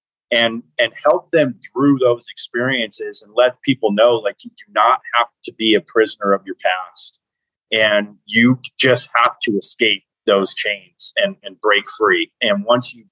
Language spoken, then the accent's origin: English; Las Vegas, Nevada, United States; I was raised in Las Vegas, Nevada.